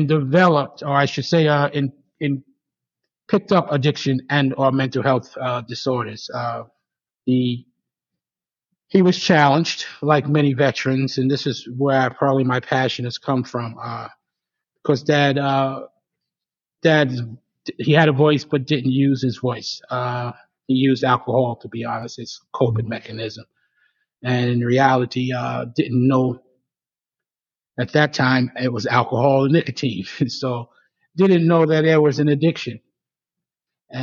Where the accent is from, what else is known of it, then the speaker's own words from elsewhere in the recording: New York, United States; now in Atlanta, United States; I'm originally from New York